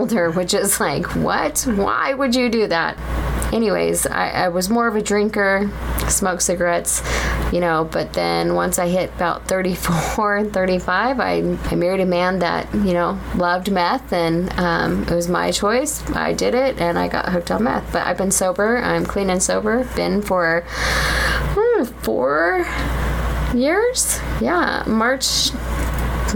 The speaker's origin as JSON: {"language": "English", "town": "Orange", "region": "California", "country": "United States", "tie": "born or raised there", "moved": "as an adult", "lives_now": "Utah, United States", "said": "I grew up in Orange County, in the city of Orange"}